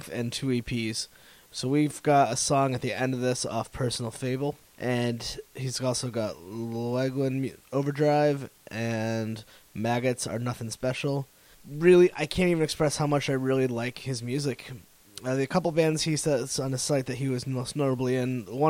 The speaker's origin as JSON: {"language": "English", "region": "Connecticut", "country": "United States", "tie": "born or raised there", "moved": "yes", "lives_now": "Providence, United States", "said": "I grew up in Connecticut"}